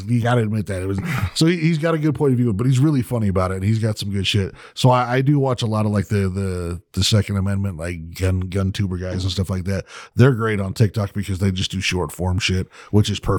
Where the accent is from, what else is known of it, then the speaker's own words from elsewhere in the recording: United Kingdom; I get you. I understand that, like, as a Brit, I used to do it too.